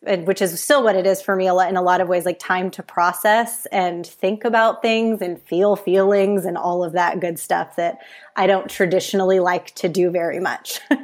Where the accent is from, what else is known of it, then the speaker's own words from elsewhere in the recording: San Francisco Bay Area, California, United States; now in San Diego, United States; I grew up in the San Francisco Bay Area and lived there until about two years ago, and then we relocated